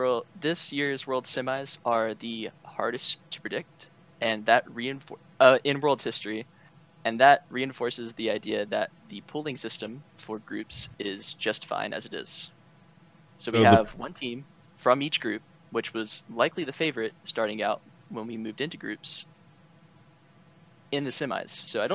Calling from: State College, Pennsylvania, United States; I'm calling from State College, Pennsylvania.

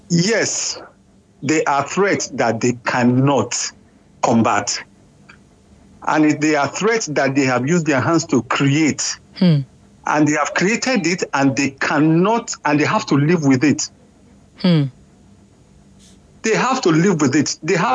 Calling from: Sweden; I'm calling from Sweden.

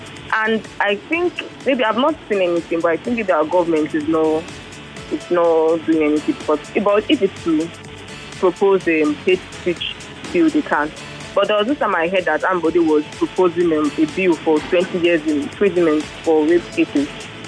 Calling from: Ekweda, Lagos, Nigeria; I'm calling from Ekweda.

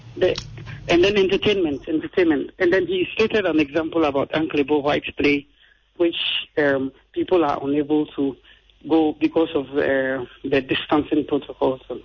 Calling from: Madina, Greater Accra, Ghana; calling from Medina.

